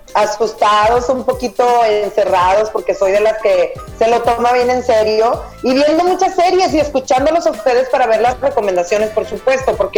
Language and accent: Spanish; Mexico; como mexicanos